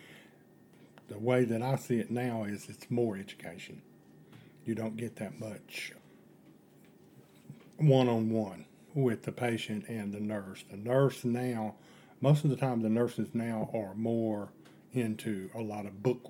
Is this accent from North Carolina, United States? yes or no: yes; Asheville, North Carolina, United States; now in Boone, United States; I was born in Asheville, North Carolina